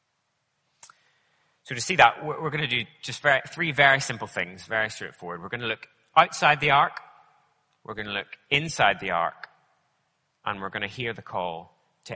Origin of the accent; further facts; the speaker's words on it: Northern Ireland, United Kingdom; I grew up in Northern Ireland, so I know all about rain